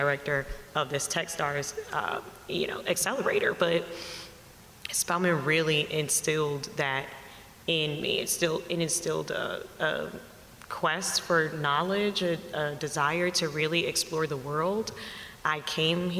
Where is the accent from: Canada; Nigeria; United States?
United States; Savannah, Georgia; also born or lived in Montgomery, Alabama; I grew up in Savannah, Georgia